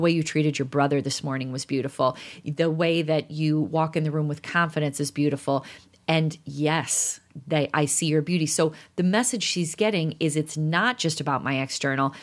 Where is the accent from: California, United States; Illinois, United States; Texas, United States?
Illinois, United States; Chicago; we're from Chicago